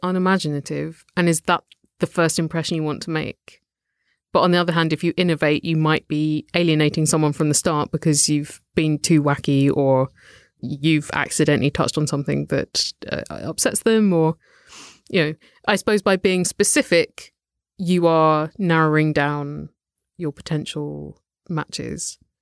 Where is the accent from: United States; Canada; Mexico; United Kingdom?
United Kingdom; we're British